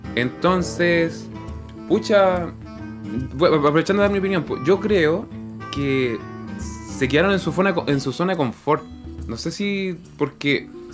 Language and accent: Spanish; Chile; uno como eh, chileno promedio